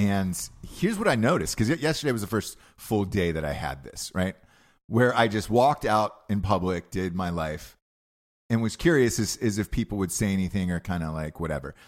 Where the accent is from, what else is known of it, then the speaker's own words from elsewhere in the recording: Georgia, United States; moved away; I was raised in Georgia my entire life